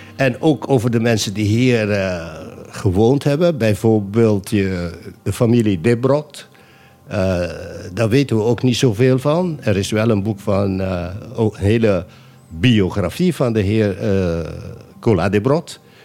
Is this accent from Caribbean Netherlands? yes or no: yes; Bonaire, Caribbean Netherlands; also born or lived in Nijmegen; Ik ben geboren op Bonaire